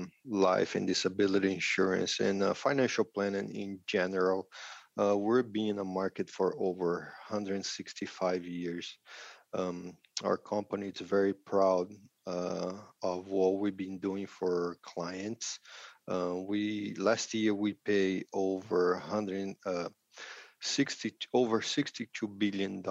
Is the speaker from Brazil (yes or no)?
yes; Brazil; English is a second language; moved away as an adult; also born or lived in Nebraska, United States / Spain; now in Hawaii, United States; growing up, I'm originally from Brazil